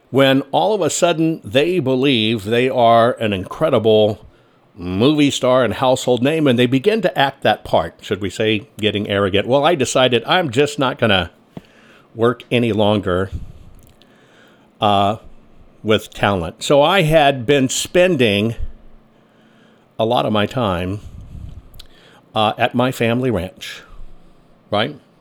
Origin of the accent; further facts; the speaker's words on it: San Antonio, Texas, United States; also born or lived in Carmel, California / Dallas-Fort Worth, Texas / Washington, D.C.; I grew up in San Antonio, Texas is where I grew up